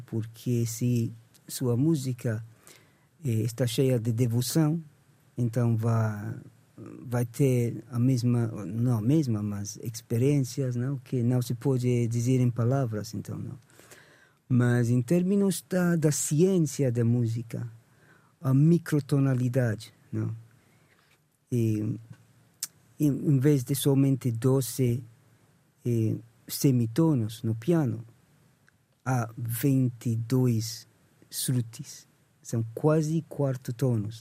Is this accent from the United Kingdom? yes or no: yes; England, United Kingdom; Portuguese is a second language; now in Portugal; nasci em Inglaterra, então comecei com a música ocidental desde com 16 anos tocava em bandas